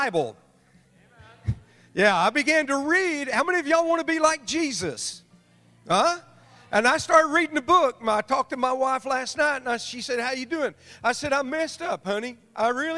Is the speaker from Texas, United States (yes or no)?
yes; Amarillo, Texas, United States; I'm from Amarillo, Texas